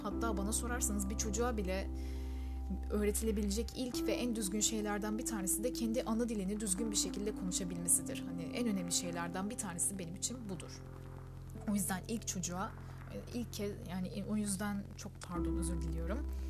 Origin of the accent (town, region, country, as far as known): Turkey; first language Turkish